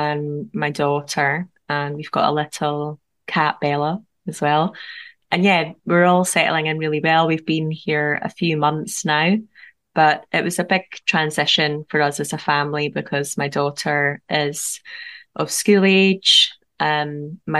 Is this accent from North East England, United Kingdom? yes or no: no; Edinburgh, Scotland, United Kingdom; now in St. Boswells, United Kingdom; my hometown of Edinburgh